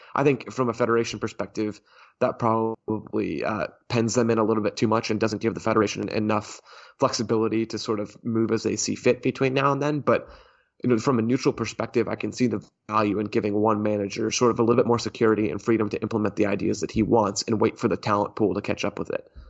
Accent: United States; as an American soccer consumer

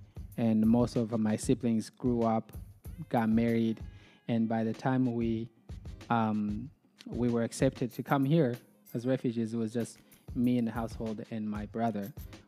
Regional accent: Burundi; now in Omaha, United States; I am from Burundi.

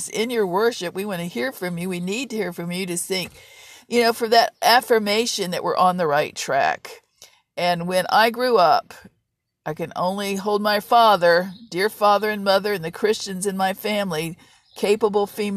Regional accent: Virginia, United States; I grew up in Virginia

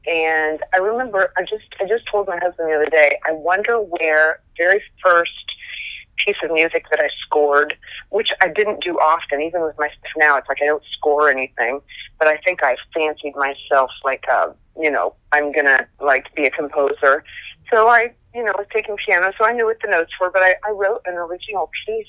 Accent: Muncie, Indiana, United States; I'm from Muncie originally.

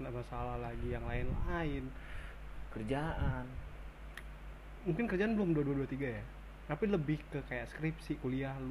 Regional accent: Bekasi, West Java, Indonesia; also born or lived in Jakarta; gue juga lahir di Jakarta tumbuh besar di Bekasi

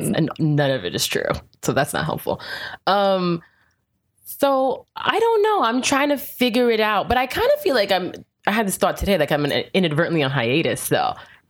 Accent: Bronx, New York, United States; In the Bronx. Mm. People don't believe that I grew up in the Bronx.

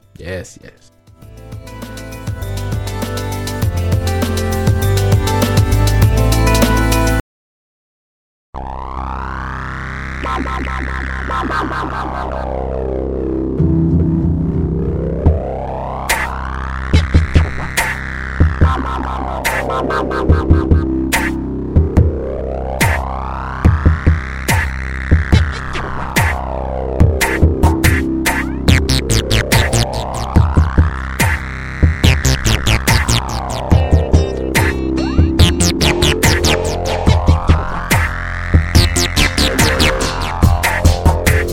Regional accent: United States; I'm American. I don't even speak English. I talk American.

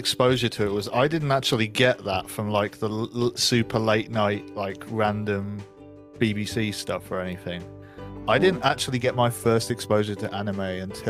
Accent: West Midlands, United Kingdom; moved away as an adult; now in London, United Kingdom; I grew up just outside of Birmingham in the Midlands. I moved to London after I went to uni. So I've been here, since like 2013.

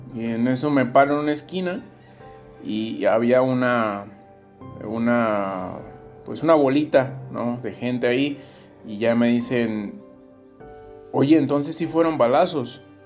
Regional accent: Tierra Caliente, Mexico; de la parte de donde soy, de, Tierra Caliente

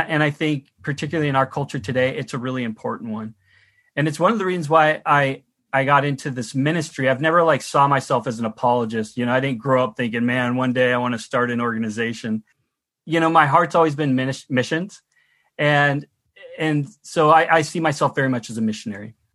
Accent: United States; now in Canada; I'm from the United States and my family are still there

